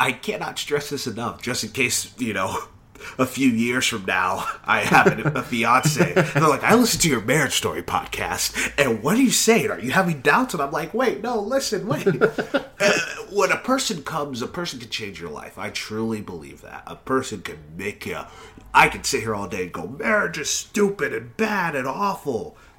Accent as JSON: {"language": "English", "region": "Texas", "country": "United States", "said": "you can tell I'm from Texas, right?"}